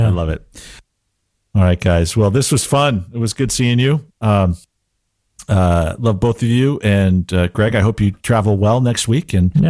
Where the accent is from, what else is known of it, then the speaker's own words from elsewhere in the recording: Canada; To preface, I'm Canadian.